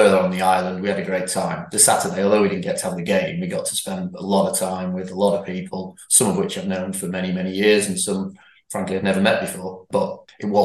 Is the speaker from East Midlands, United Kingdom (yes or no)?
no; Bury, North West England, United Kingdom; I grew up in Hollins, went to Castlebrook, then Bury College, married a girl from Bury